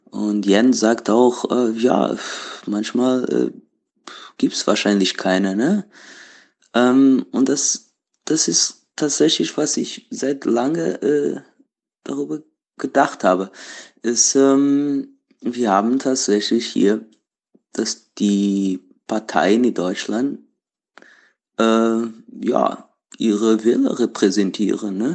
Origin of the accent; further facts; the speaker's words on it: Portugal; German is a second language; now in Berlin, Germany; Äh, ich komme ursprünglich aus Portugal, äh, aber wohne schon seit sieben Jahren in Berlin.